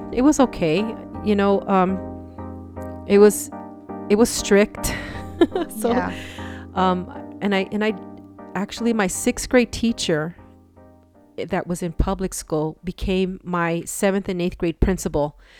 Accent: Los Angeles, California, United States; born there; now in El Paso, United States; Okay, I was born in Los Angeles, California. And the reason that we moved to El Paso was because my mom's health.

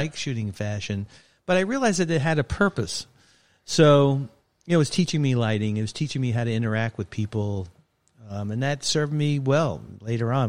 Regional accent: New York City, New York, United States; moved away; I grew up in Brooklyn, New York.

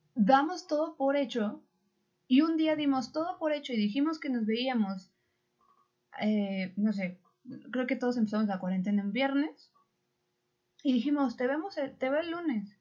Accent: Mexico; somos mexicanos

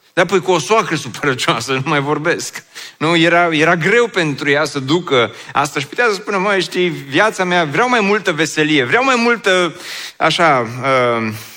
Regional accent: Oradea, Bihor County, Romania; also born or lived in Băile Felix; eu sunt din Oradea

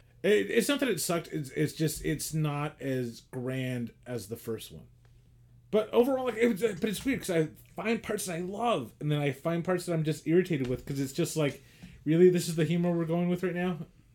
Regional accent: Queens, New York, United States; you're from Queens, I'm from Queens

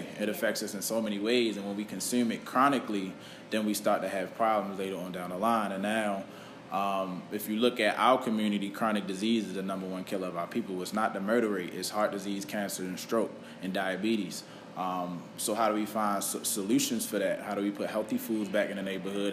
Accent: Baltimore, Maryland, United States; We grew up in Baltimore City.

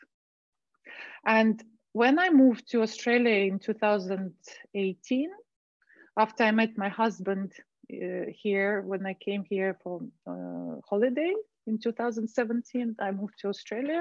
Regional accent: Moscow, Russia; moved away as an adult; also born or lived in Dubai; I was born and raised in Moscow, Russia.

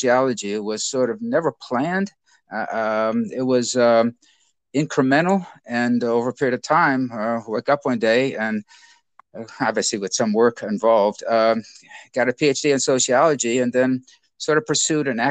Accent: Chicago Heights, Illinois, United States; I grew up in Chicago Heights and went to Notre Dame as an undergraduate

